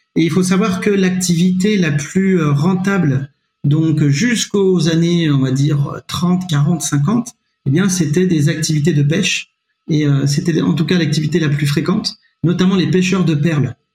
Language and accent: French; Nevers, Bourgogne-Franche-Comté, France; also born or lived in Syria / Montpellier / Besançon; j'ai passé le, plus clair de, mon adolescence euh, à, Nevers jusqu'au bac. Après, auparavant, moi, je suis né à l'étranger, je suis né en Syrie